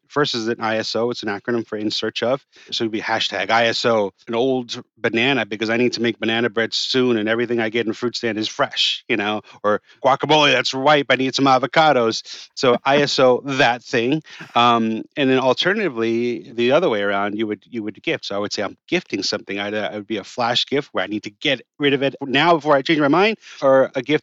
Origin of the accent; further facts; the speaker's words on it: New York City, New York, United States; And I grew up on the Upper East Side. I grew up in Yorkville, you know, all my life.